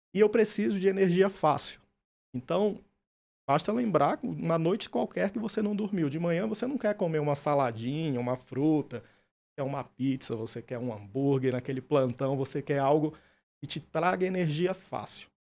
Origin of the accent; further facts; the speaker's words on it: interior of Pará, Brazil; moved away; also born or lived in São Luís, Maranhão; eu sou natural do interior do Pará, mas minha família mudou para São Luís do Maranhão e fiz faculdade.